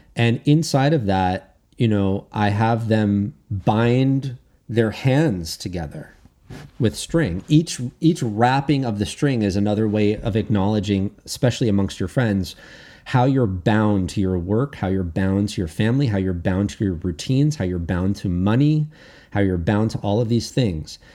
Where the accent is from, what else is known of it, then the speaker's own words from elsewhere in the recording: United States; I'm American, not Canadian